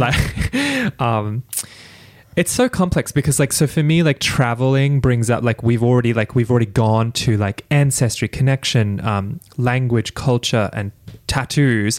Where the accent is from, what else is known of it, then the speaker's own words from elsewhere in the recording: Australia; white Australian of Irish and British heritage